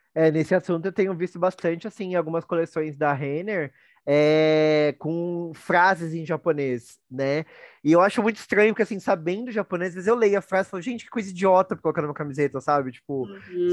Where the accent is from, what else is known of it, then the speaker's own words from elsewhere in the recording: Brazil; a gente tem orgulho, tem orgulho de ser brasileiro, né? Do, do, do que é o meu país.